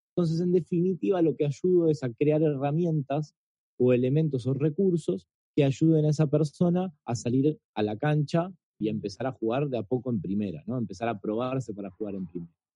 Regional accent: Argentina; soy argentino

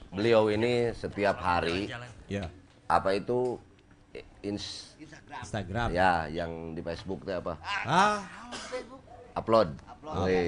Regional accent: Bandung, West Java, Indonesia; kita sebagai orang Bandung punya harapan apa nanti kepada Pak Heru Joko?

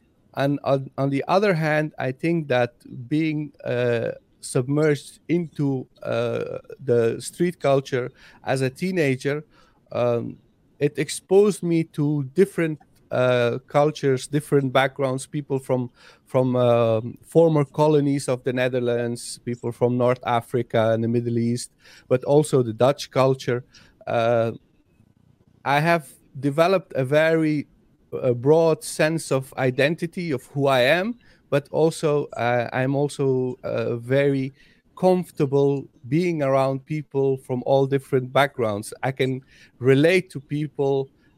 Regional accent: Afghanistan; Like I am from Afghanistan, and in Afghanistan we have 15 registered languages, not dialects, languages.

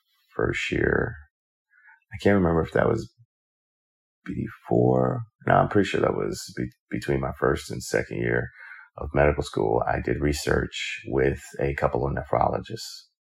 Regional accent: New York, United States; Growing up in New York, I grew up in a single parent home.

